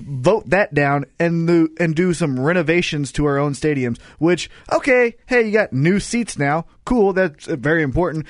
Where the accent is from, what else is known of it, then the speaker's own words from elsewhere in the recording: Kansas City, Missouri, United States; we're from Kansas City.